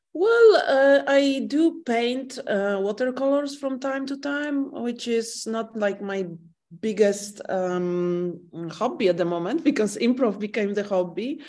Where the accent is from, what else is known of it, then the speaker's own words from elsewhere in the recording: Warsaw, Masovian Voivodeship, Poland; English is a second language; I'm the person who lives in the same flat and room all my life. I was born in Warsaw